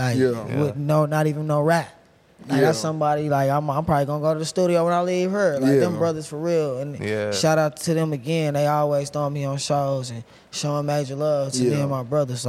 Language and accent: English; Tulsa, Oklahoma, United States; I'm from a small town. I'm from Tulsa.